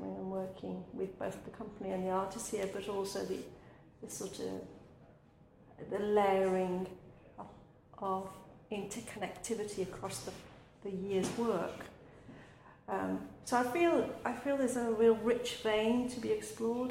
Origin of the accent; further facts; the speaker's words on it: Midlands, United Kingdom; also born or lived in India / Manchester; I'm a migrant child from India who grew up in a very urban working class environment in the Midlands